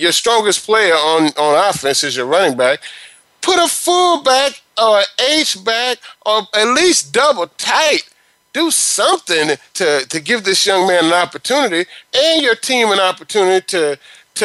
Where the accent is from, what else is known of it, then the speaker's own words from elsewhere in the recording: Palm Coast, Florida, United States; my hometown team, Palm Coast High School